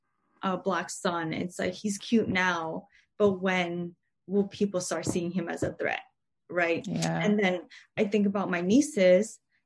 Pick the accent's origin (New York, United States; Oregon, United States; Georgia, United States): New York, United States; New York City; I've been fortunate enough to be born and raised in New York City.